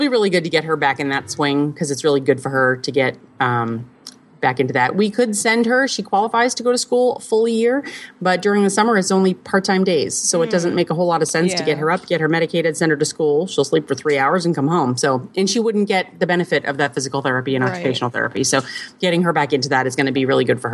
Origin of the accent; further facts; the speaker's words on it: Cape Cod, outside of Boston, Massachusetts, United States; now in Midwest, United States; Growing up on the East Coast, I grew up outside of Boston on Cape Cod